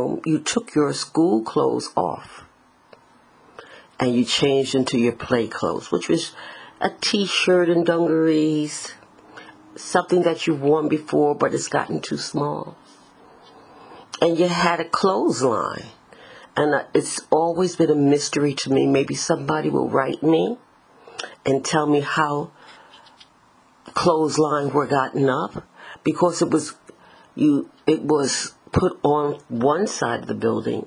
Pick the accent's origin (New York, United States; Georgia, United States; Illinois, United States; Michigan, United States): New York, United States; New York City; growing up in the Bronx.